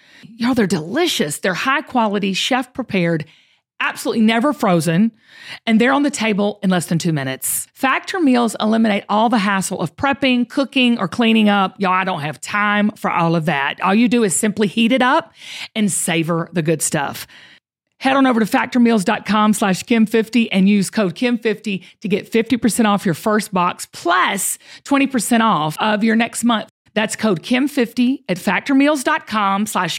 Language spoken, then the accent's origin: English; the South, United States; I'm from the South